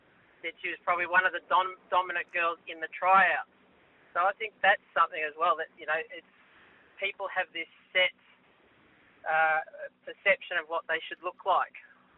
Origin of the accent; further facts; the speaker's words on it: Victoria, Australia; moved away as an adult; now in New South Wales, Australia; I grew up in Victoria. I've moved to New South Wales.